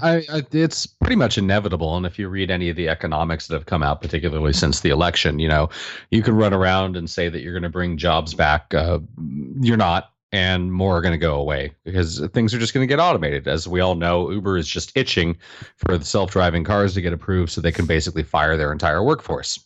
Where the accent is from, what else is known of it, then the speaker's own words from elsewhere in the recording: United States; moved away as an adult; now in Canada; I'm actually American